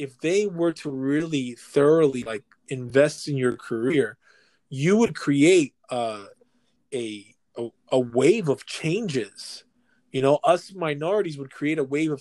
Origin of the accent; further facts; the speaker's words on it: New York City, New York, United States; we're born and raised New Yorkers